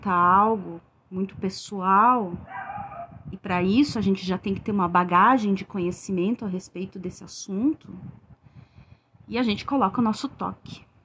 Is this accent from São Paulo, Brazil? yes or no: no; Rio Grande do Sul, Brazil; eu sou do Rio Grande do Sul.